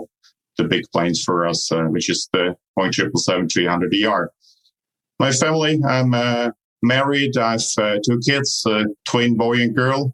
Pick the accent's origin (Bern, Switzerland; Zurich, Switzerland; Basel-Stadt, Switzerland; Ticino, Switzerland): Zurich, Switzerland; also born or lived in San Diego; I was born in Switzerland, actually in the city of Zurich. I did my normal schooling there, college, and started university